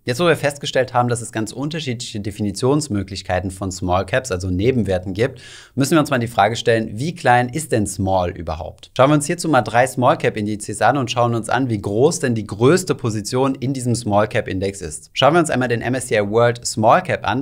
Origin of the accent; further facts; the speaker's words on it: Germany; bei uns in Deutschland